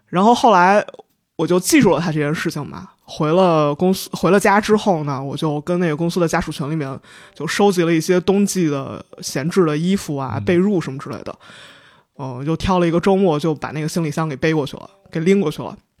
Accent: Linyi, Shandong, China; moved away; also born or lived in Cairo; 我是临沂人

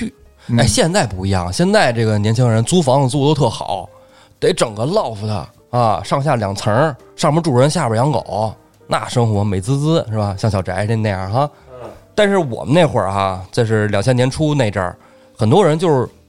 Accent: Beijing, China; 因为咱们都是本地人。

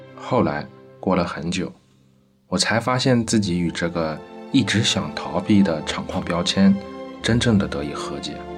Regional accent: Shanxi, China; 我出生在山西一家老牌古墓煤矿，从九十年代到现在，我在成长

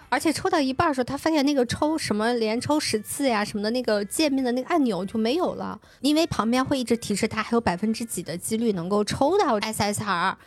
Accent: Suqian, Jiangsu, China; 江苏宿迁，就是我的老家那块儿

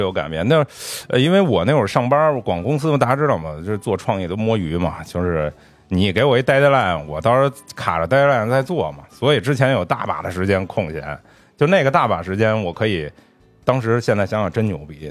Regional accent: Beijing, China; 虽然我是一个北京人

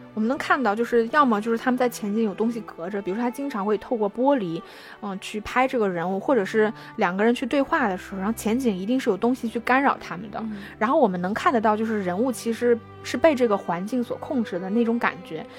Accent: China; 我们中国人可能会觉得非常地细腻

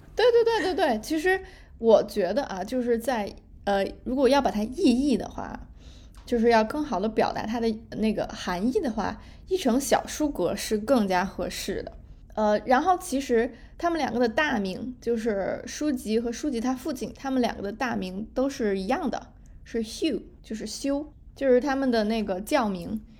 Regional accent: Yunnan, China; 我是云南人

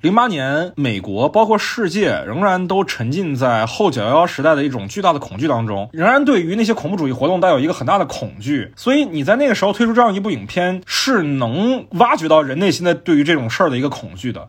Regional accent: China; 我们中国观众

